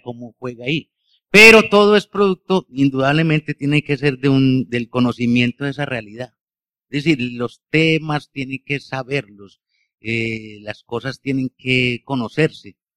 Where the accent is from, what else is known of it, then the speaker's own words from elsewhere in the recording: Bello, Antioquia, Colombia; yo como nací en Bello y nací en este Valle de Aburrá, tengo la cultura de los obreros